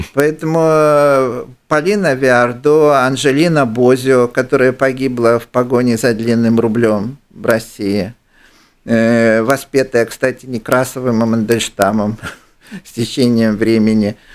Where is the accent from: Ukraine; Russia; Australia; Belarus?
Ukraine; я, украинец